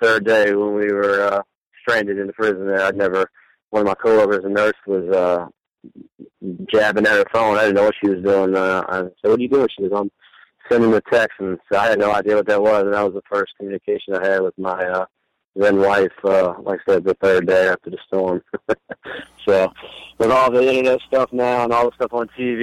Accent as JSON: {"language": "English", "town": "New Orleans", "region": "Louisiana", "country": "United States", "tie": "born or raised there", "also_born_or_lived": "Lafayette", "said": "Born and raised in New Orleans, went away to college in Lafayette"}